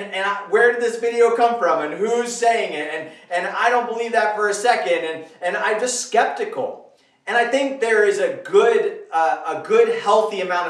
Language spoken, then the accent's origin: English; United States; I grew up in America